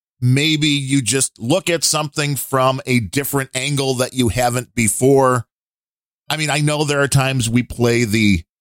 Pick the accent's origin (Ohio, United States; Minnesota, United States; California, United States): Minnesota, United States; Minneapolis; You've never left Texas now, right? That's I grew up in Minneapolis.